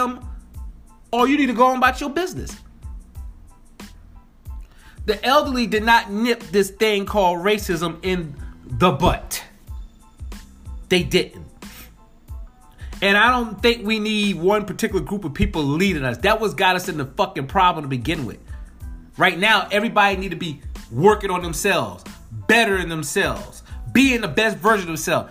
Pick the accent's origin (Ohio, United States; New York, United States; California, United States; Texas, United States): New York, United States; Spring Valley; I'm born and raised in New York, the streets of New York, Rockland County, 845, Spring Valley, New York